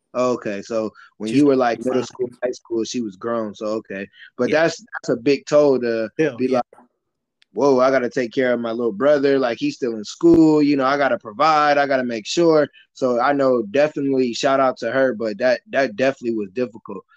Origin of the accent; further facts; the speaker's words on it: Michigan City, Indiana, United States; I grew up in Michigan City, Indiana, so that's a small town.